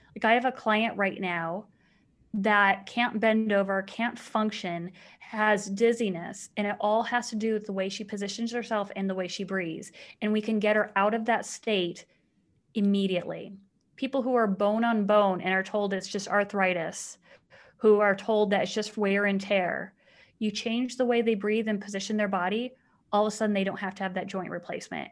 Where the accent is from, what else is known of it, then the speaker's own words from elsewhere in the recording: Mesa, Arizona, United States; I grew up in Mesa, Arizona.